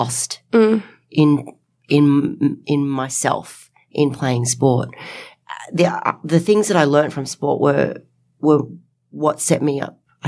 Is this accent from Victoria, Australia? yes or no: no; Nelson Bay, New South Wales, Australia; from Nelson Bay. Hi, I'm 14 years old